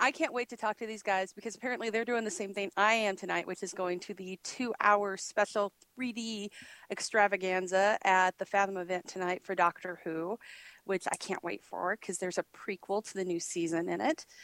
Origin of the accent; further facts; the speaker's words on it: Australia; I'm from Australia.